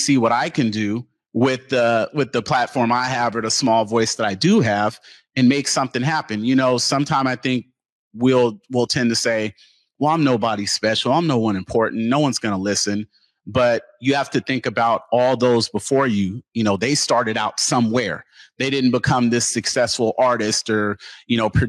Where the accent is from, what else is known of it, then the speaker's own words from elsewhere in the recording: Seattle, Washington, United States; I'm born and raised in Seattle, grew up in the Central District